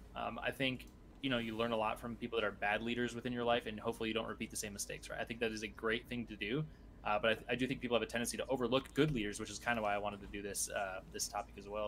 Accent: United States; us people in the States

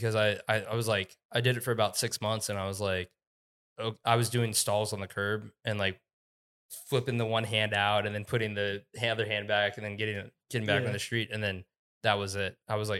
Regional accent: Columbus, Ohio, United States; moved away as an adult; now in Colorado, United States; I never thought I would leave. I thought I would die in Ohio, and then...

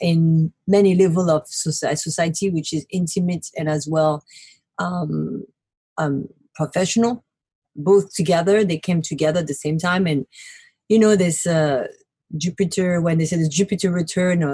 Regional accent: Paris, Île-de-France, France; moved away as an adult; also born or lived in Brooklyn, New York City; now in New York City, United States; Born and raised in Paris and moved to America in 2008 to make my dream come true

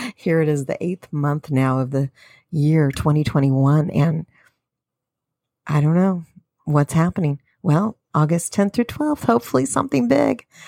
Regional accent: United States; We're American citizens.

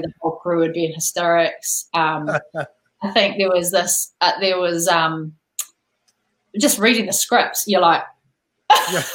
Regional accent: New Zealand; born or raised there

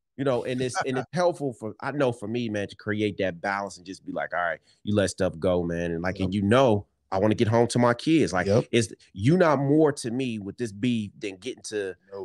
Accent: Detroit, Michigan, United States; we grew up in Detroit

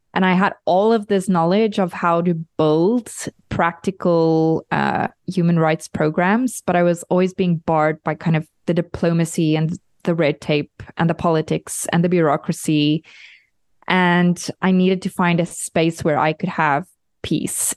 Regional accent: South Africa; now in Europe; I'm a South African living in Europe

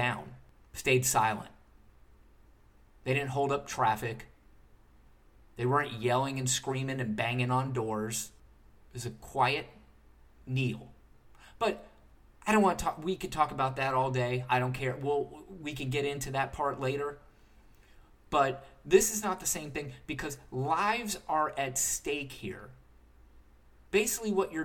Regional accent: United States; I, as an American citizen

